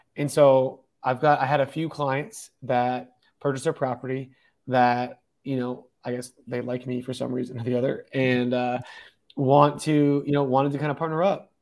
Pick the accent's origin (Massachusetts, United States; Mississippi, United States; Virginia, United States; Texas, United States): Massachusetts, United States; moved away as an adult; also born or lived in California / Colorado; now in Denver, United States; originally I'm from Massachusetts. Um, born, raised there.